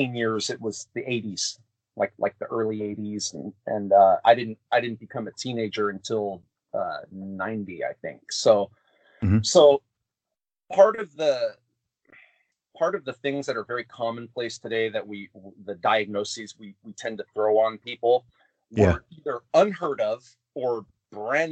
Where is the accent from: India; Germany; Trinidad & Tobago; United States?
United States; Anaheim, California; I'm born and raised in California. There's a place in California called Anaheim, which is where Disneyland's at. And that's where I was born and raised